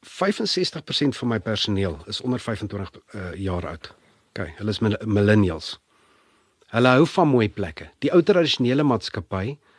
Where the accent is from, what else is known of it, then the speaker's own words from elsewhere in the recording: Pretoria, Gauteng, South Africa; also born or lived in Europe; Ek's gebore in Pretoria, skool gegaan Linwood Laerskool, Menepark Hoërskool